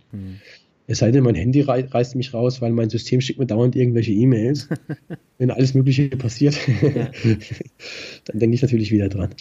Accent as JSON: {"language": "German", "area": "Black Forest, near Baden-Baden", "region": "Baden-Württemberg", "country": "Germany", "tie": "born or raised there", "moved": "as an adult", "lives_now": "Frankfurt, Germany", "said": "ich fühle mich eigentlich in meiner alten Heimat äh, nach wie vor äh, am wohlsten und das ist der Schwarzwald. Okay. Problem, Problem ist halt, also in der Nähe von Baden-Baden, ich bin gar genau aufgewachsen"}